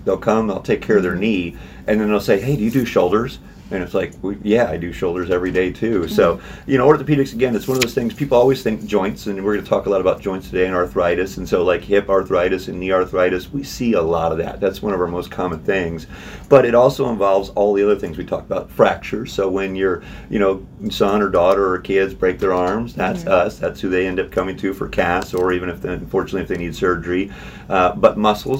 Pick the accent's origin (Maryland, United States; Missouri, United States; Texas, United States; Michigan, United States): Missouri, United States; also born or lived in St. Louis / Kansas City / Kirksville; I'm a Missouri boy. I grew up in Missouri my whole life.